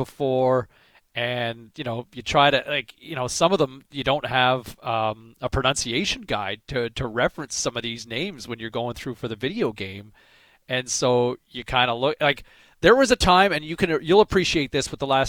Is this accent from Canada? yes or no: yes; Eastern Canada, Canada; moved away; growing up in Eastern Canada, it was Denny Potvin